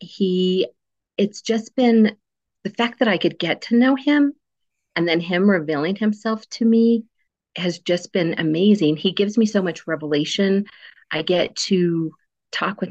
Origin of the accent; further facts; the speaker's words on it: Cortez, Colorado, United States; also born or lived in Black Forest, Colorado; I am a native Coloradoan